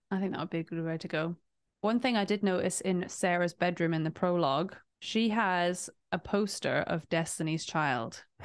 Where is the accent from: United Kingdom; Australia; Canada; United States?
United Kingdom; England; born or raised there